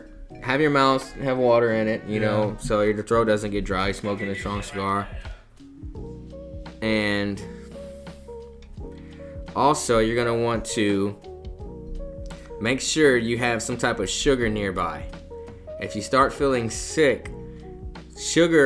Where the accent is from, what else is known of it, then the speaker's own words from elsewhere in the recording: South Texas, United States; I'm from South Texas